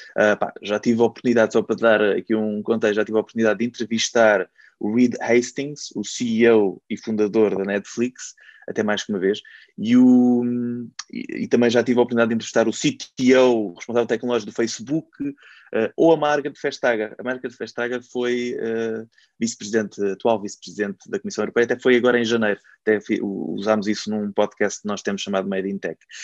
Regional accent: Caldas da Rainha, Centro, Portugal; eu sou das Caldas da Rainha, cheguei a fazer um programa local ainda com 17 e 18 anos

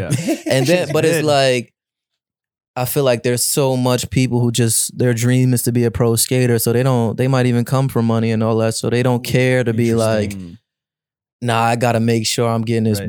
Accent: New York, United States; I'm from New York

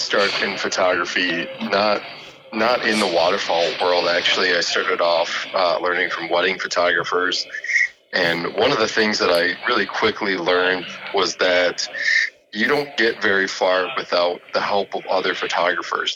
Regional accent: Appleton, Wisconsin, United States; Growing up in Wisconsin

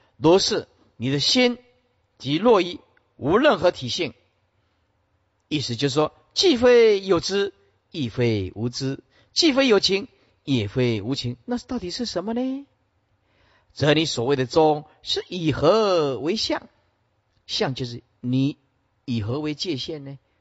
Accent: Sihu, Yunlin County, Taiwan; moved away; 我们出生的地方是云林县四湖乡，对吧？林厝村，似乎出生的地方是一个小农村啊

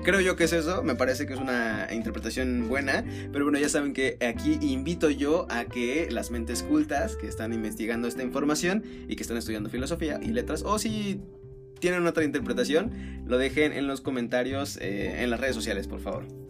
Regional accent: Mexico; tal vez más como mexicano yo creo, no como tanto como norteamericano

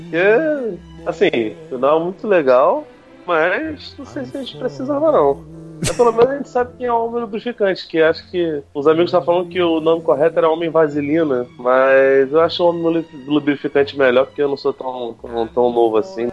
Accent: Brazil; a gente é brasileiro, né, A gente é latino

